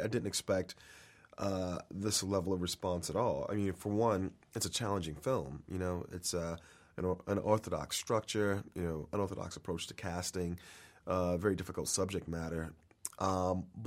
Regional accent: Miami, Florida, United States; Miami is, you know, my hometown. It's where I was born and raised

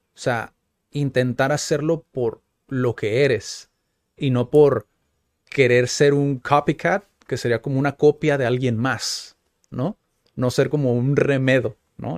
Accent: Mexico; como mexicanos

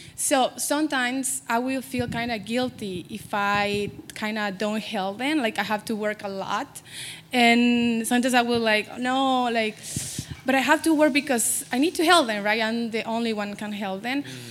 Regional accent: Mexico; English is a second language; now in United States; as an immigrant woman, I'm from Mexico. I was born there, and I'm but I raised by a family like really poor family

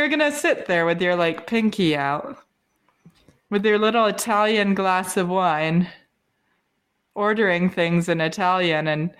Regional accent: England, United Kingdom; born there; People always, like, if I tell them I was born in England, they always say, oh, can you do a British accent? And I say no.

